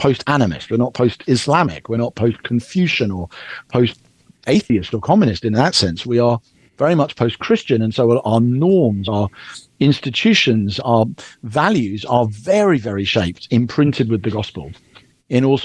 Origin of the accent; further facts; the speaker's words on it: United Kingdom; as a Brit